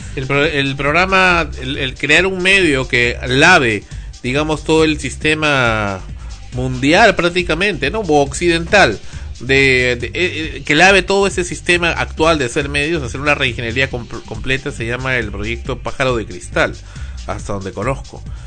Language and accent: Spanish; Peru; como peruano